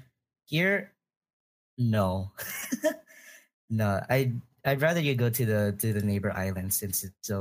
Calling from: Oahu, Hawaii, United States; I'm calling from Hawaii.

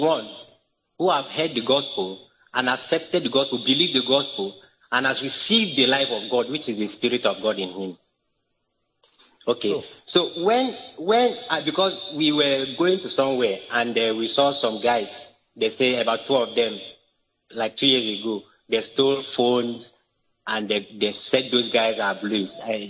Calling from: Uyo, Akwa Ibom, Nigeria

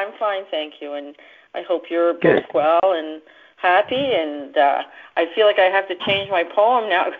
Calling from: East Coast of Canada, Canada; I'm calling from the East Coast of Canada.

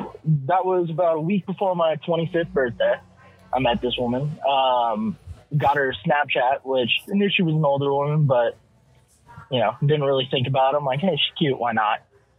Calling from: California, United States; Orange County, California.

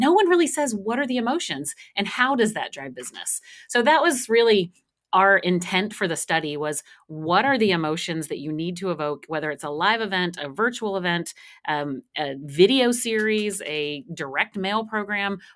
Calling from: Austin, Texas, United States; I am here just north of Austin, Texas.

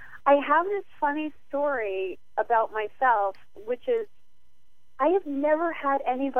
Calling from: New England, United States; I'm calling from New England right now

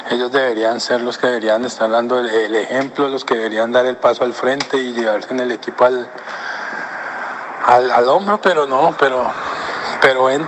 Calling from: Canada; abrazos de Canadá.

